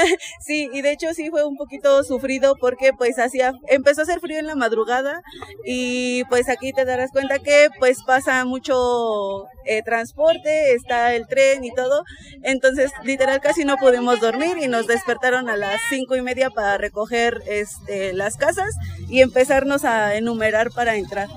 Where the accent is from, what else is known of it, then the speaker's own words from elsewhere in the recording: Hidalgo, Mexico; venimos del estado de Hidalgo